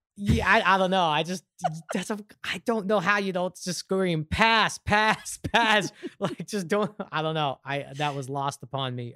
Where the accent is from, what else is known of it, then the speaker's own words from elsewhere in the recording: New York, United States; I'm from New York